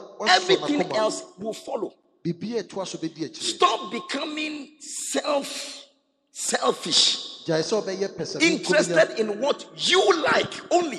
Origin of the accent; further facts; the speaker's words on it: Accra, Greater Accra, Ghana; I'm from Gbese. And it's natural with us. As for fighting, that's where all the good boxers come from, my hometown.